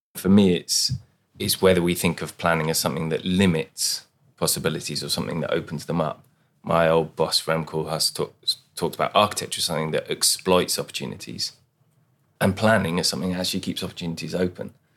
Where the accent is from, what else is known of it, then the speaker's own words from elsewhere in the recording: London, United Kingdom; now in Sweden; I come from London, which is a city where integration is when you can express your difference.